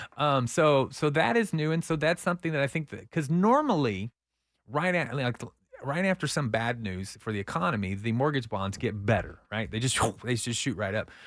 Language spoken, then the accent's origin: English; Austin, Texas, United States; I'm a Northie